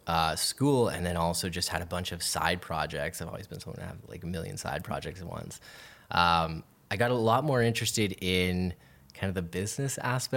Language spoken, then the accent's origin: English; Waterloo, Ontario, Canada; moved away as an adult; now in Toronto, Canada; Waterloo. So Waterloo. Just outside of, you know, an hour and a half away from Toronto.